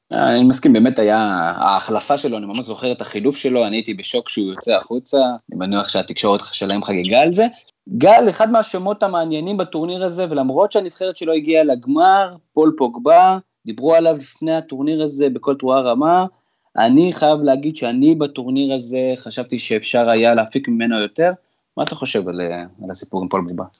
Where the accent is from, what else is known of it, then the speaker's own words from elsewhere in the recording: Israel; אנחנו תמיד בתור ישראלים